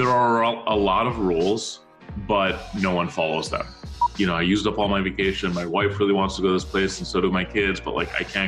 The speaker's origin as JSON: {"language": "English", "town": "Minneapolis", "region": "Minnesota", "country": "United States", "tie": "born or raised there", "also_born_or_lived": "Cairo, Egypt", "moved": "yes", "lives_now": "New York City, United States", "said": "I was born in Cairo. Spent most of my life in Minneapolis, in St. Paul, Minnesota"}